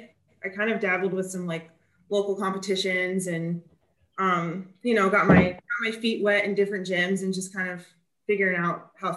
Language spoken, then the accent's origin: English; Kansas, United States; moved away as an adult; also born or lived in Iowa; now in Tennessee, United States; I grew up in Kansas, but I lived in Iowa for about 5 years before moving down here to Tennessee.